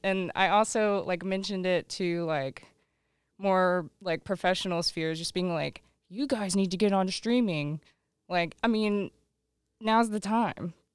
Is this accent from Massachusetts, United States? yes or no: no; Lawton, Oklahoma, United States; Growing up in Lawton, Oklahoma, moved there in ninety-nine, uh, lived out in the country